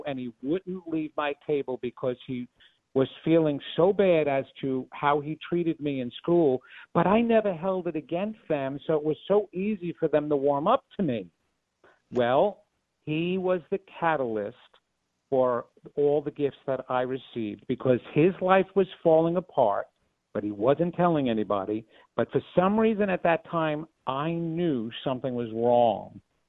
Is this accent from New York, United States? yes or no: yes; Levittown, New York, United States; I come from Levittown.